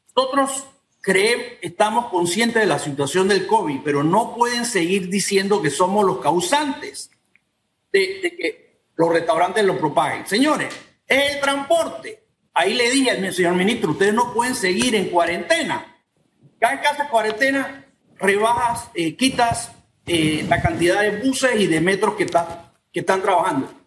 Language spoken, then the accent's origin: Spanish; Panama; Yo como panameño